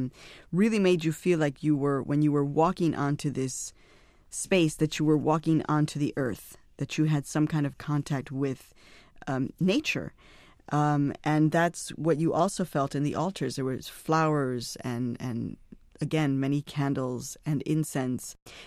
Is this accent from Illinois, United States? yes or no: yes; Chicago, Illinois, United States; And I had been growing up in Chicago, so there never really was a place for me to go.